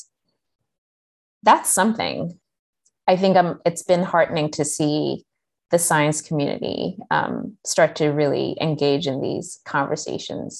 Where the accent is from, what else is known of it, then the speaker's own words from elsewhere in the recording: Kenya; moved away; I had like one sixth grade teacher growing up in Kenya